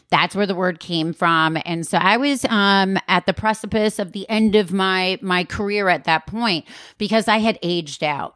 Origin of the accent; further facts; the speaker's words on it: Wisconsin, United States; I'm from Wisconsin